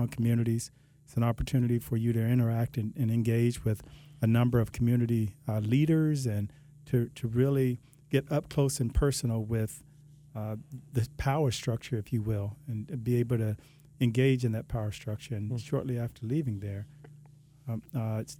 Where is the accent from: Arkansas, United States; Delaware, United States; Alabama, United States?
Alabama, United States; now in Palm Beach County, United States; I'm originally from Alabama. I've been here for about a little over 20 years, and just this is home for me.